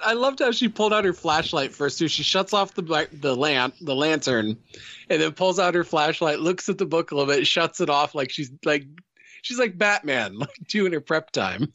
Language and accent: English; Midwest, United States; I grew up in the Midwest